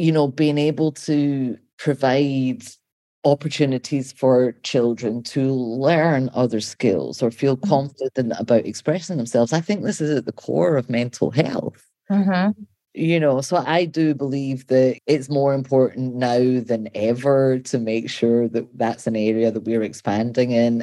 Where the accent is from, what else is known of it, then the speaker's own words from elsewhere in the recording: Scotland, United Kingdom; also born or lived in London; now in Baltimore, United States; I grew up in Scotland